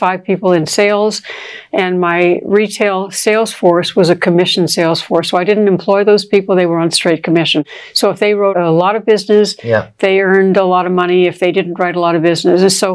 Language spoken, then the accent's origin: English; Toronto, Ontario, Canada; where I grew up in Toronto